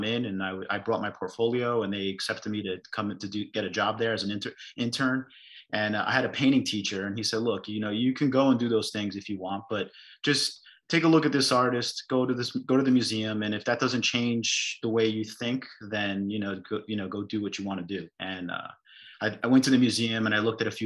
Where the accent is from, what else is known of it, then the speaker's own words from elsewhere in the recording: Newark, New Jersey, United States; I grew up in Newark, and my dad had a hardware store